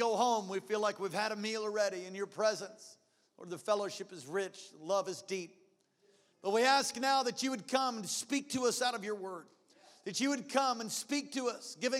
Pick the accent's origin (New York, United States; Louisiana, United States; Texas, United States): New York, United States; Long Island; I grew up in Long Island, New York, oh, so many years ago